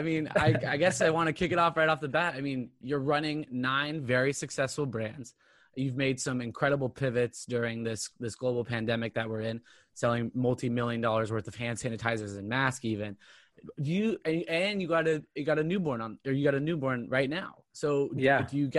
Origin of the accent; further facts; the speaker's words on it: Orange County, California, United States; So when I was growing up in Orange County, California, I was obsessed with fashion.